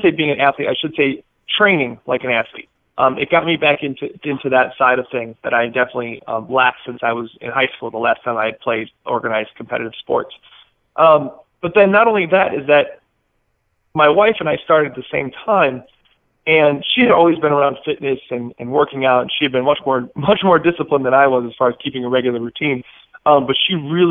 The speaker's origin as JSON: {"language": "English", "town": "Milwaukee", "region": "Wisconsin", "country": "United States", "tie": "born or raised there", "also_born_or_lived": "Chicago, Illinois", "said": "I'm originally from Wisconsin, so just north of the border outside of Milwaukee. Born in Chicago, but moved to Milwaukee pretty young"}